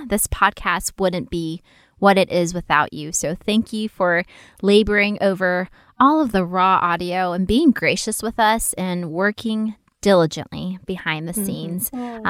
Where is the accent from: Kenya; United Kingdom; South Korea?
South Korea; first language Korean; English is a second language; Korea. And I don't know, I guess I don't even know how that happened, honestly. But yeah, Korean was my first language.